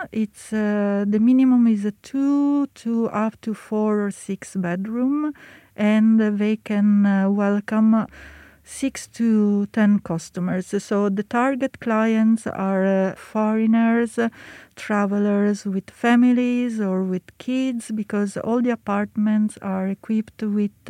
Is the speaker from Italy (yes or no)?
yes; Milan, Lombardy, Italy; moved away as an adult; now in Paris, France; me and Fabrizio, we are both from Italy. I am uh, from Milano, Fabrizio is from Rome. It is about uh, 15 20 years that uh, we are based in uh, Paris